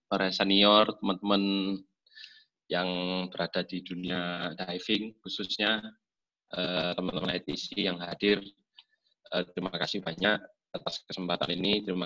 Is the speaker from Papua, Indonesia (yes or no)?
no; East Java, Indonesia; Saya juga asli Jawa Timur dan ya berkecimpung di dunia salam Jawa Timur lumayan lah sudah mulai 2006.